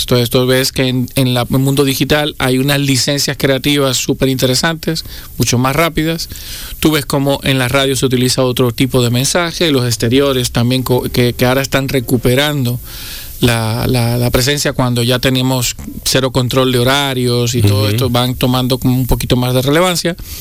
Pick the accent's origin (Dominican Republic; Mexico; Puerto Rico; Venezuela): Dominican Republic; los dominicanos que somos frugales